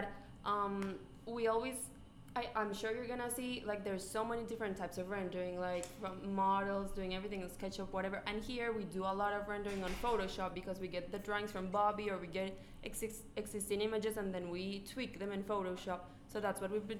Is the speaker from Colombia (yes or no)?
yes; Colombia; now in United States; I'm from Colombia, like the country, not the school.